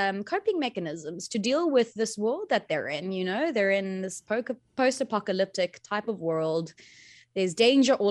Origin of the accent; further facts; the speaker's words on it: Cape Town, Western Cape, South Africa; first language Afrikaans; English is a second language; I got to grow up here.